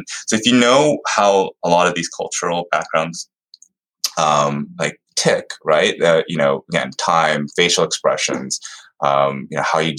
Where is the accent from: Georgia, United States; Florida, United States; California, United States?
Georgia, United States; Atlanta; also born or lived in Houston, Texas; I was born in Houston, and then I was raised in Atlanta. So I moved here when I was about 3 or 4. So, you know, I'm not an Emory baby, so I'm not a true Atlantean